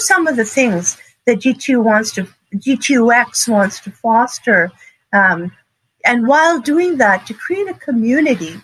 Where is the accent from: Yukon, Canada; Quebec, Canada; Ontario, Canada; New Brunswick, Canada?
Quebec, Canada; Montreal; moved away; also born or lived in San Bernardino County, California; I grew up in Montreal, Canada, and surrounded by forests.